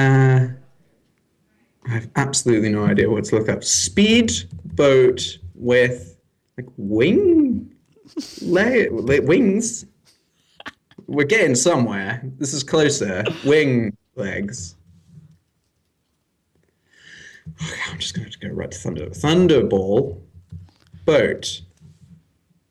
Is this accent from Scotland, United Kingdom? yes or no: no; Weybridge, South East England, United Kingdom; moved away; also born or lived in London / Walton-on-Thames; I was born in London, and then I was raised until I was about 12 in Weybridge. And then we moved like 2 seconds down the road to Walton.